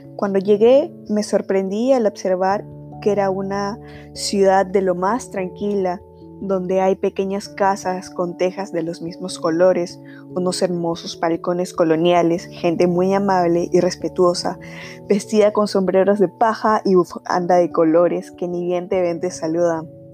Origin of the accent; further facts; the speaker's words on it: Peru; Como ciudadanos peruanos